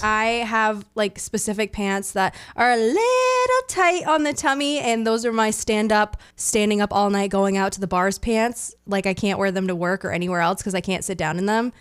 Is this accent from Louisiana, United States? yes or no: no; Maine, United States; born and raised.